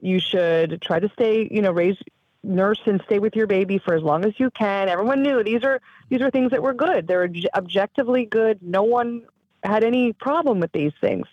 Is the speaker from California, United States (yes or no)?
yes; Southern California, United States; I grew up in Southern California